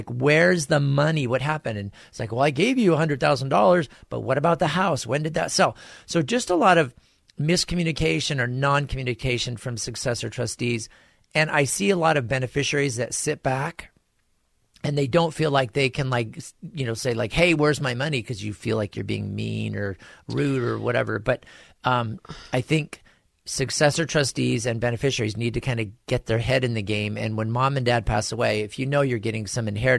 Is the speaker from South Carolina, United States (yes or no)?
no; Bonita, California, United States; I was born and raised in the lands of fruits and nuts.